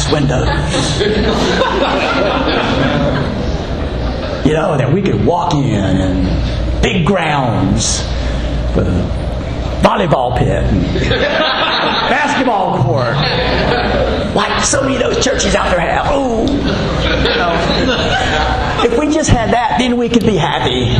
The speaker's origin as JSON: {"language": "English", "region": "North Carolina", "country": "United States", "tie": "born or raised there", "moved": "yes", "lives_now": "Texas, United States", "said": "my home state of North Carolina"}